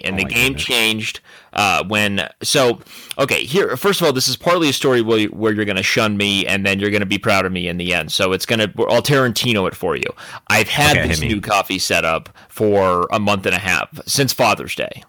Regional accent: Arizona, United States; moved away; I'm from Arizona

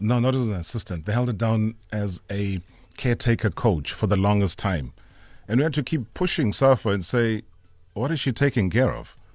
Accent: Vryheid, KwaZulu-Natal, South Africa; also born or lived in Emondlo; in Vryheid, it was, was basically where I was born.

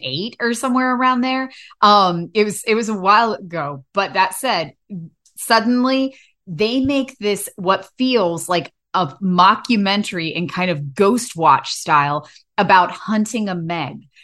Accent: United States; I grew up on the Shenandoah River

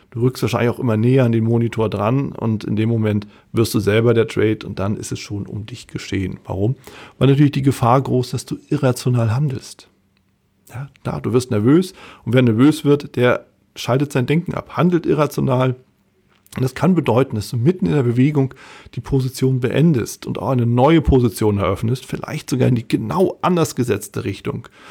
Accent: Hamburg, Germany; Als Hamburger

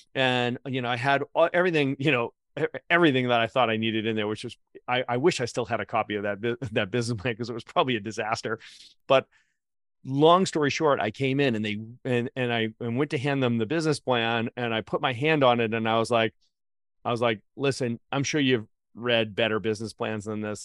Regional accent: Boston, Massachusetts, United States; also born or lived in Atlanta; I'm from Boston

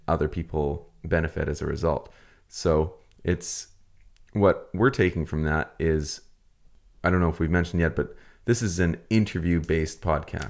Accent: Vancouver Island, British Columbia, Canada; we're from Vancouver Island on the west coast of Canada here

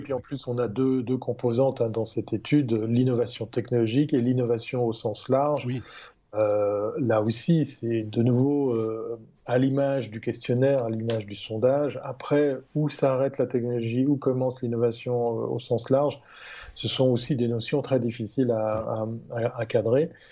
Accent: Switzerland; je ne suis, pas peu fier en tant que Suisse

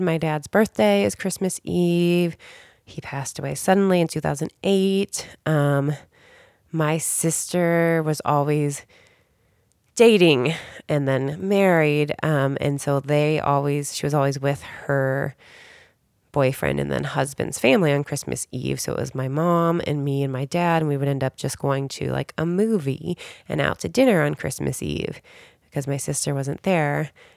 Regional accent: Cincinnati, Ohio, United States; moved away as an adult; also born or lived in Chicago / San Diego; now in Southern California, United States; I grew up in Cincinnati, Ohio

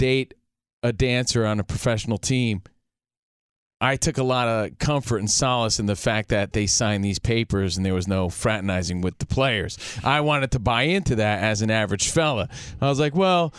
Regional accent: New Jersey, United States; We're from the East Coast, New Jersey

